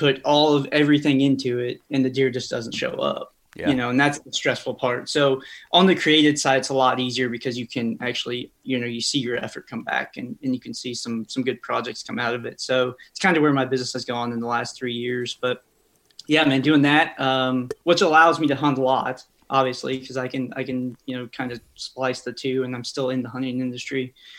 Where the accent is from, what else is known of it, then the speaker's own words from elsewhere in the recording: Marshall, Missouri, United States; Yeah, so I grew up in a little town called Marshall, kind of smack dab in the middle of Kansas City and Columbia. Honestly, it's about an hour from each, right down 70.